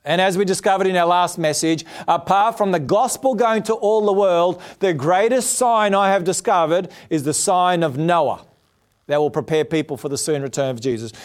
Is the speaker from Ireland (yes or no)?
no; Australia; I'm an Australian